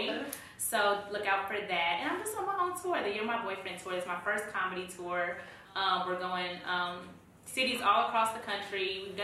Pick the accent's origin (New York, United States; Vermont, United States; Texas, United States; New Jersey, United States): Texas, United States; Dallas; now in Atlanta, United States; I'm from Dallas, Texas, like I said before, and I moved to Atlanta to pursue music and acting.